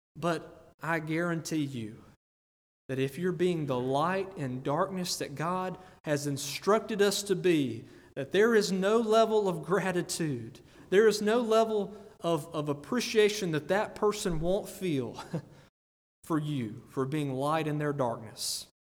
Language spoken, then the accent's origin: English; United States; I'm from Greene County